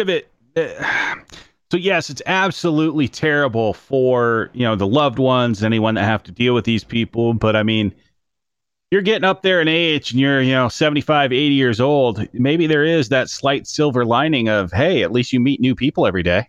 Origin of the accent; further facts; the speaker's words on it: Iowa, United States; growing up in Iowa